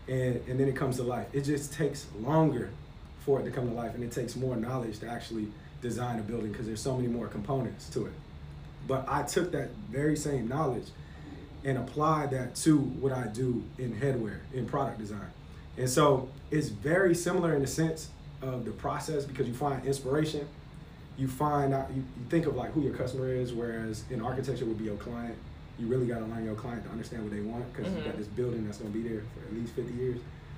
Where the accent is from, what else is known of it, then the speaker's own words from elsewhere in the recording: North Carolina, United States; born there; also born or lived in Hawaii / Florida / Cincinnati; I was born in North Carolina